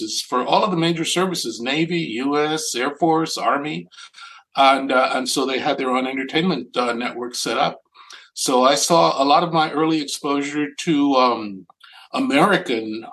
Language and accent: English; Panama; now in United States; I'm not from this country. I grew up in Panama.